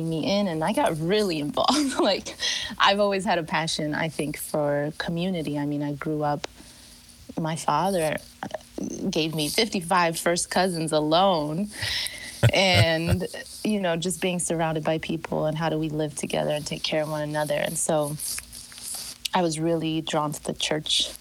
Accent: Chicago, Illinois, United States; I was born and raised in Chicago.

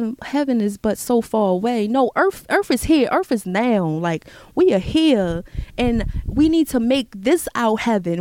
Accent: United States; I'm here, I'm an American, I was born here

